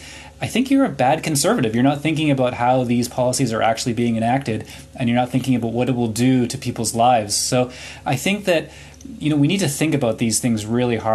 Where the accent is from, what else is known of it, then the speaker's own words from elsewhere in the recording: Halifax, Nova Scotia, Canada; also born or lived in Kanata, Ottawa; now in Ottawa, Canada; I grew up in Halifax